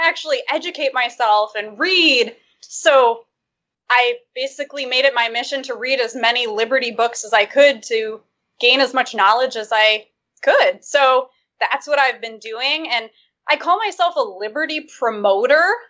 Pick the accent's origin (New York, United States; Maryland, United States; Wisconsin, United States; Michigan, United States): Michigan, United States; I'm from Michigan